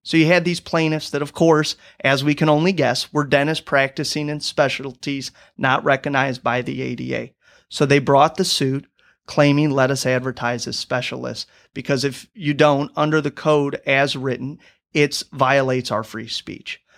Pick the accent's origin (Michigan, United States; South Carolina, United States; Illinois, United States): Illinois, United States; Rock Island; moved away as an adult; now in Saint Louis, United States; I'm originally from Rock Island, Illinois